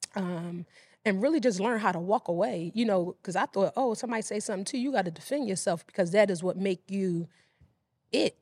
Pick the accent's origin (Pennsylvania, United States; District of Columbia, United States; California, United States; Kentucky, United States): Pennsylvania, United States; Philadelphia; I grew up in West Philadelphia